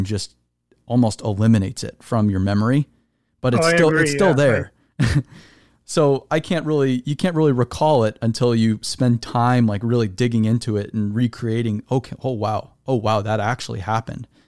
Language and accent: English; Arizona, United States; I'm from Arizona